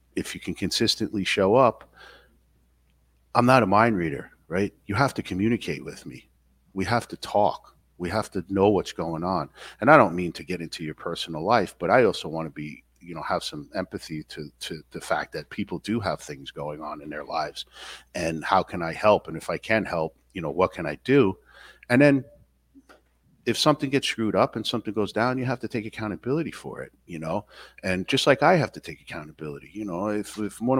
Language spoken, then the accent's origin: English; New York City, New York, United States; moved away as an adult; now in Upstate New York, United States; I grew up in Queens